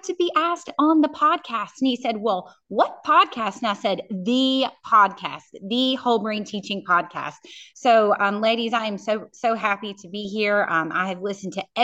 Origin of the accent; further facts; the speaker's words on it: Central Virginia, United States; I'm from Central Virginia